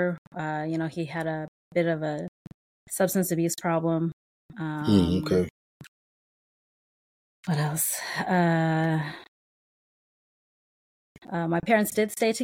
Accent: Denver, Colorado, United States; moved away as an adult; now in Houston, United States; I live in Houston, Texas right now, but I was born and raised in Denver, Colorado. I didn't leave Colorado till I was about 30 years old

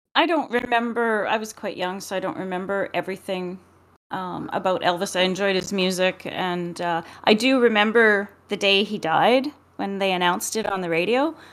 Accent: Edmonton, Alberta, Canada; I was living in Edmonton, growing up in Edmonton.

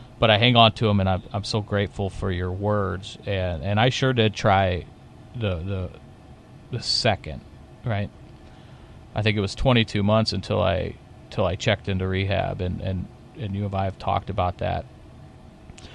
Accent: Belleville, Illinois, United States; the tavern I grew up at in Illinois, Southern Illinois, Belleville

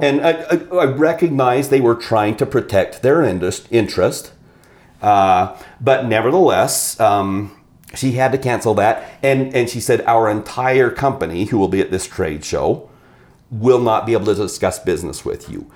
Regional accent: Idaho, United States; also born or lived in Southern Oregon; we were in Southern Oregon, so I came back to Idaho

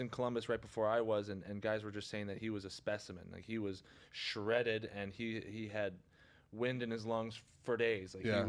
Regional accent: Quebec, Canada; especially as a you know, minor hockey player growing up in Quebec, everyone looked up to him.

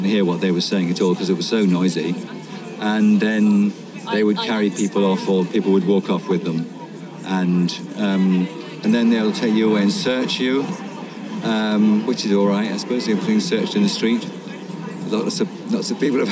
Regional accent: Bath, South West England, United Kingdom; I'm 69, and I'm retired, and I'm from Bath

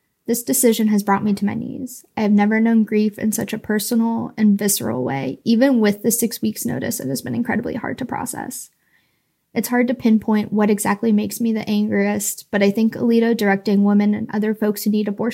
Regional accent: North Carolina, United States; I'm from North Carolina

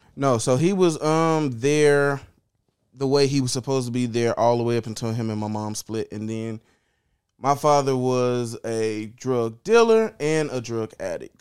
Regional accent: Chicago, Illinois, United States; born and raised in Chicago. West Side, only ever lived West Side, never lived outside of the West Side in Chicago

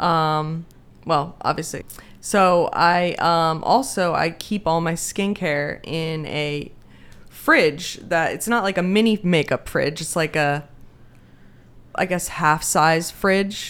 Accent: Pennsylvania, United States; also born or lived in Denmark; we've been here ever since. And I currently live in Sellersville

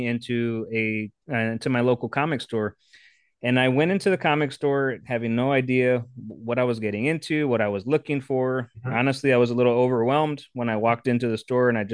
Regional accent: Texas, United States; also born or lived in San Antonio; Texas, born and raised, born in San Antonio

